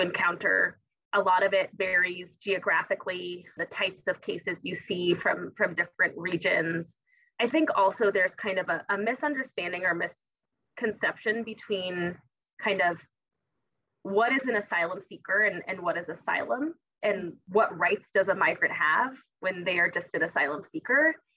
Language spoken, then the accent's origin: English; Tucson, Arizona, United States; I'm from Tucson, it's because I'm from the borderlands